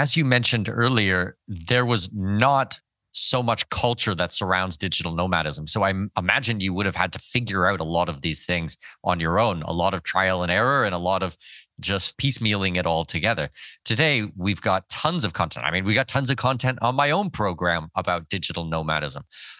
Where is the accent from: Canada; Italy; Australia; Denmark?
Canada